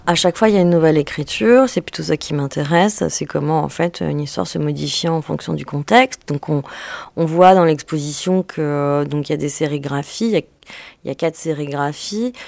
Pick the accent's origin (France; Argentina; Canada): France; also born or lived in Algeria; je faisais toutes les vacances en Algérie et toute la période, toute la période scolaire en France